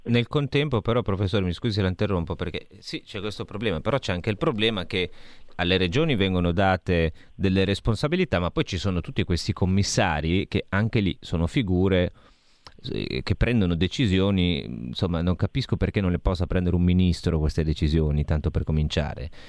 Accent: Lombardy, Italy; da Lombardo, insomma, qui siamo in Lombardia

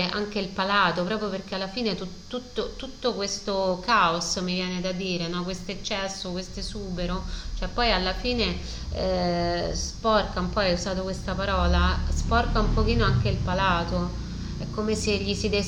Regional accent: Rome, Lazio, Italy; vabbè, sono romana, quando vedo un maritozzo con dei ripieni di questo tipo mi viene un po'

